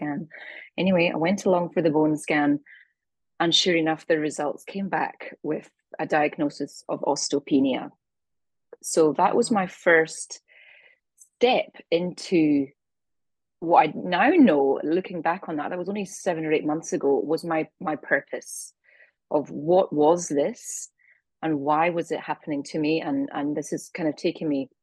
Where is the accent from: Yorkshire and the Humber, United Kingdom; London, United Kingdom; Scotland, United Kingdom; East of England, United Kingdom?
Scotland, United Kingdom; also born or lived in east coast of Australia; now in Australia; I'm originally from Scotland.